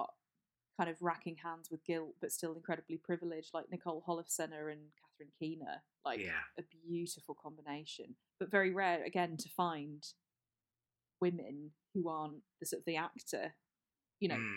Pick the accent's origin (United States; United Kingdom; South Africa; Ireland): United Kingdom; Hampshire, South East England; I grew up in Hampshire